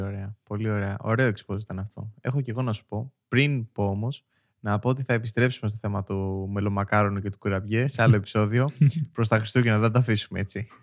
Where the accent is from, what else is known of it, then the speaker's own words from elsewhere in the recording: Greece; ως Έλληνες